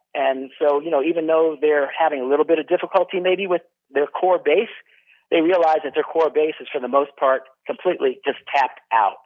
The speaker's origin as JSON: {"language": "English", "region": "Northern California", "country": "United States", "tie": "born or raised there", "moved": "as an adult", "said": "here I am growing up in Northern California"}